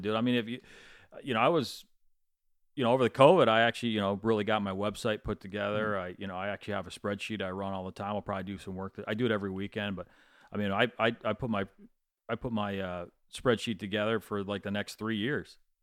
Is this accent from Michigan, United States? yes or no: yes; Michigan, United States; moved away; I grew up in Michigan